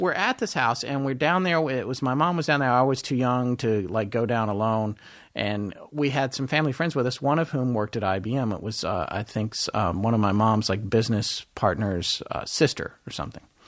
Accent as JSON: {"language": "English", "region": "North Carolina", "country": "United States", "tie": "born or raised there", "also_born_or_lived": "Death Valley, California / Denver, Colorado", "said": "I lived in Denver till I was eight or nine, and then from that point forward, I lived in North Carolina with my mom."}